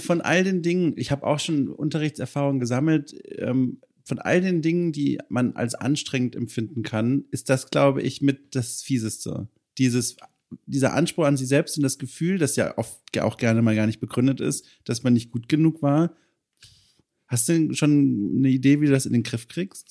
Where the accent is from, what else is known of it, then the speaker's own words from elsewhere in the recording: Southern Germany, Germany; moved away as an adult; also born or lived in Berlin; now in Hamburg, Germany; ich komme ja aus Süddeutschland